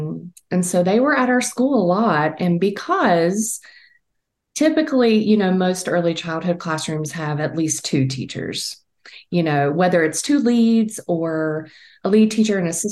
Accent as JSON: {"language": "English", "region": "Virginia", "country": "United States", "tie": "born or raised there", "said": "I am based in Virginia, born and raised in Virginia"}